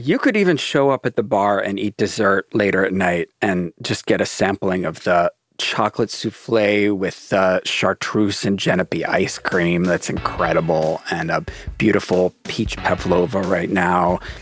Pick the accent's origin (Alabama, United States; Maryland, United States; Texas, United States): Maryland, United States; I grew up in Maryland